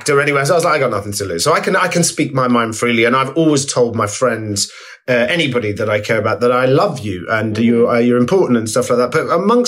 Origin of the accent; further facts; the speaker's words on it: Essex, East of England, United Kingdom; growing up in Essex in the 80s